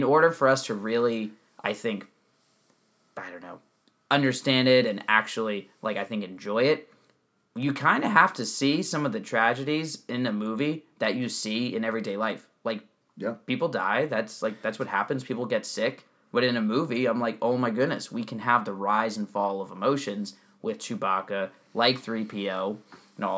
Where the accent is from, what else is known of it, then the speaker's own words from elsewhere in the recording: New Jersey, United States; I grew up in New Jersey, where nobody went to public schools